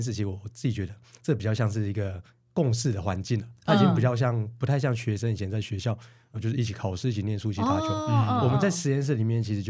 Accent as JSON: {"language": "Chinese", "region": "Yilan County", "country": "Taiwan", "tie": "born or raised there", "also_born_or_lived": "Taipei", "moved": "as an adult", "said": "我在大学之前我是从乡下来的，我是宜兰那边就是来的，就是学生。对，嗯、哼然后所以我当初到台北去适应了一下。"}